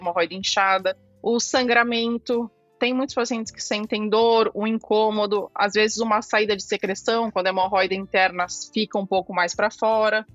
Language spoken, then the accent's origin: Portuguese; São Paulo, Brazil; Sou aqui de São Paulo, fui formada na Santa Casa de São Paulo.